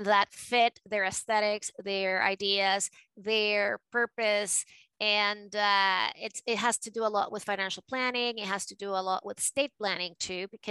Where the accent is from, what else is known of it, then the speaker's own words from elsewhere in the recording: Caracas, Capital District, Venezuela; accent: a mix of New York and Latino; English is a second language; moved away as an adult; also born or lived in New York, United States; now in United States; I was born and raised in Caracas